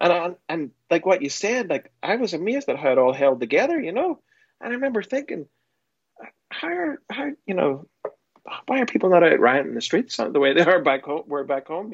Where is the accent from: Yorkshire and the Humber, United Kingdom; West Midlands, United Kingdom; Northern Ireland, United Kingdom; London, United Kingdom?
Northern Ireland, United Kingdom; Portaferry; moved away; I grew up in Portiferry. It was 30 miles south of Belfast